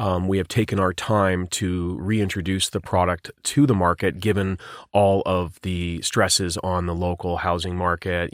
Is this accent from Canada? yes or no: yes; Vancouver, British Columbia, Canada; my hometown, Vancouver, British Columbia